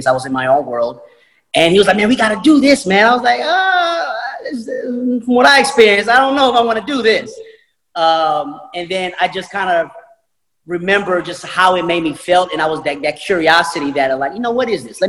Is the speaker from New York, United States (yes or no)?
yes; New York, United States; moved away as an adult; also born or lived in Albany, Georgia; I'm coming from New York. My background is very somewhat sheltered.